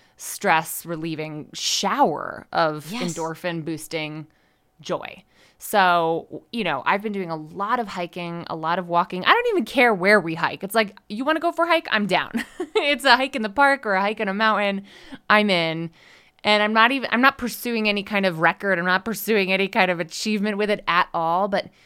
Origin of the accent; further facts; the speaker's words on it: Connecticut, United States; also born or lived in Rhode Island / Washington, D.C.; now in Denver, United States; I live in Denver, Colorado. And as someone who was a longtime East Coaster, I grew up in Connecticut, right near ESPN, and went to school in Rhode Island and lived in DC for a long time.